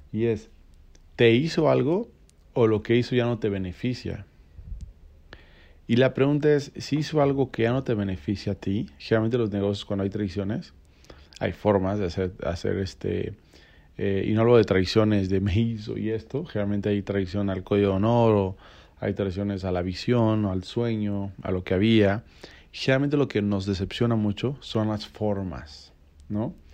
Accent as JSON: {"language": "Spanish", "region": "Mexico City", "country": "Mexico", "moved": "yes", "lives_now": "Cancún, Mexico", "said": "cuando yo a Cancún, yo no tenía eh, ninguna relación, ningún contacto, llegué como chilango."}